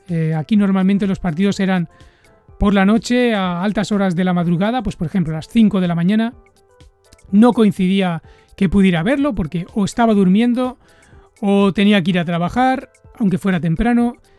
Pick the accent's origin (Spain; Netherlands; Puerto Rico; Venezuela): Spain; Barcelona, Catalonia; moved away as an adult; now in Japan; yo les digo que soy de Barcelona